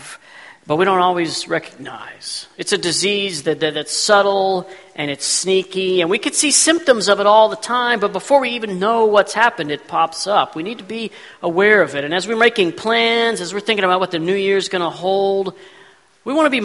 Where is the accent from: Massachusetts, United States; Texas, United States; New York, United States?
Texas, United States; growing up in Texas, we didn't have any snow